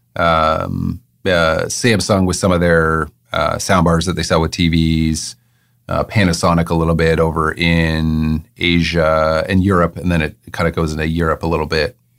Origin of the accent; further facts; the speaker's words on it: Waterloo, Ontario, Canada; moved away as an adult; also born or lived in England; I was born in Waterloo